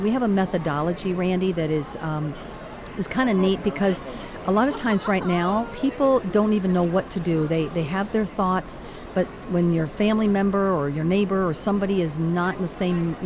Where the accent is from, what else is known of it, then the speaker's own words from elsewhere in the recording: Caracas, Capital District, Venezuela; moved away; also born or lived in Miami; I'm actually from Caracas, Venezuela